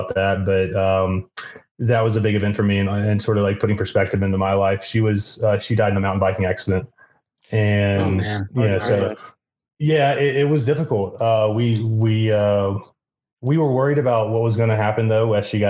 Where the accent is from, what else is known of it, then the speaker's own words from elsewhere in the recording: Savannah, Georgia, United States; moved away as an adult; now in Fort Collins, United States; Originally I'm from Savannah